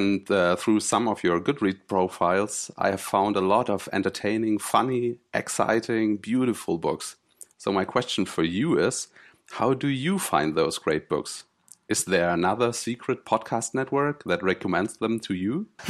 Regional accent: Germany; English is a second language; from Germany. Not from Zeppelinheim, though, sorry to disappoint you.

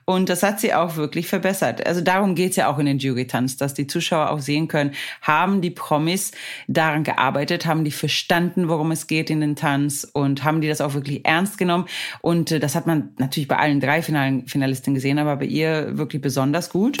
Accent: Sweden; now in Hamburg, Germany; ich bin ja aus Schweden

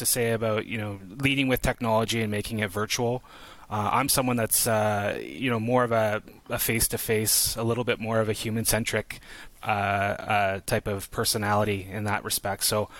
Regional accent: Canada; as a Canadian, as kind of like, to your point, Tim, as a, you know, kind of like this forgotten element, we're even a smaller contingent, right?

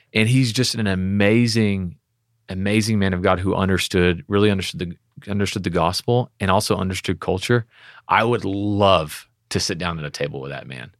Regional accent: Texas, United States; we're from Texas.

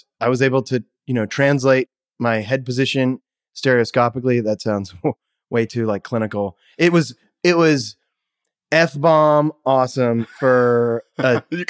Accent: Kennebunk, Maine, United States; also born or lived in Brunswick, Maine / New Hampshire; Where I was born in Brunswick, Maine, and then my parents moved to New Hampshire. And then we moved a couple places there and then back to Maine in the Kennebunk area.

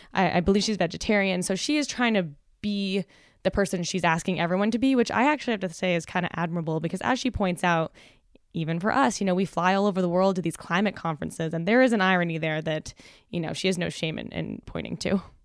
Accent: Canada; as the Canadian in the room

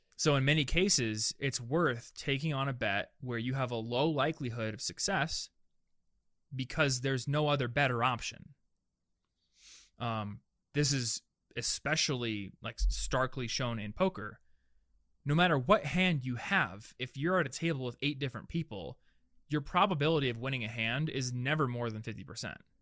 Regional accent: Des Moines, Iowa, United States; I'm from Des Moines.

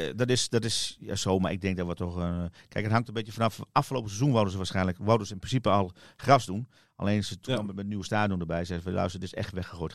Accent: Netherlands; ik ben Nederlander

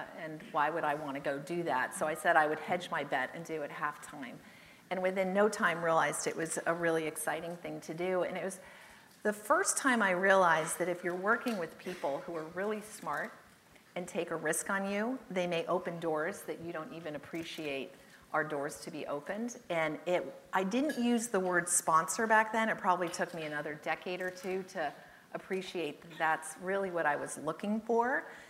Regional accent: California, United States; also born or lived in England; I was born in England, and I'll never forget the day. I was 8, my sister was 6, I know that because it was shortly before we moved back to California

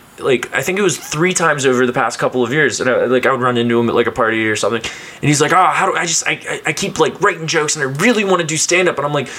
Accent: Cincinnati, Ohio, United States; I grew up in Cincinnati, went to Ohio State, work now as a, actually, I work as a radio producer in marketing and that sort of thing.

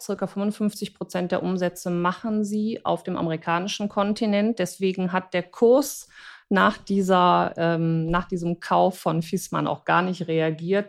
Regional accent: Germany; als ähm, Deutsche

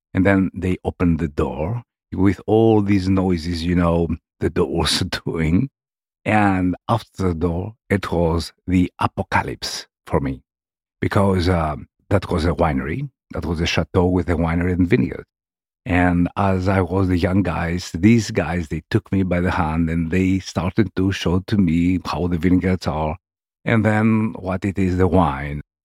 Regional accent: Argos, Peloponnese, Greece; English is a second language; moved away as an adult; also born or lived in France; I'm coming from Peloponnese, from, um, a city in Peloponnese called Argos, which is next to Nemea.

